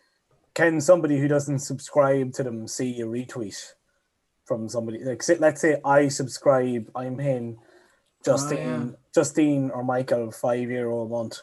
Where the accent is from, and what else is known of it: Ireland